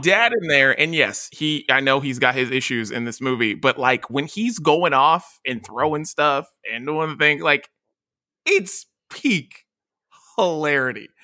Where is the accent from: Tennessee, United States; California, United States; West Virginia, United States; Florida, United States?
West Virginia, United States; moved away; I'm from West Virginia